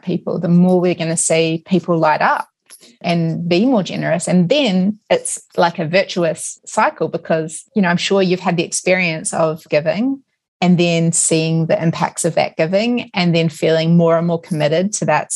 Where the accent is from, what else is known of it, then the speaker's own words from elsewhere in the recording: New Zealand; moved away; I grew up in New Zealand